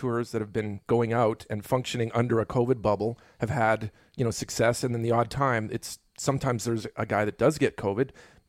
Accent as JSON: {"language": "English", "town": "Winnipeg", "region": "Manitoba", "country": "Canada", "moved": "as an adult", "lives_now": "United States", "said": "one of my hometown, you know, heroes, the band, you know, it's from Winnipeg where I'm from."}